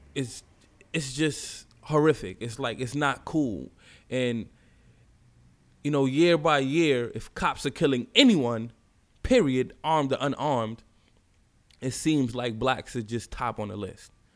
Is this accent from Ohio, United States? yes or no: no; New York City, New York, United States; also born or lived in Bronx, New York; I grew up in Brownsville, you know, Brooklyn, projects.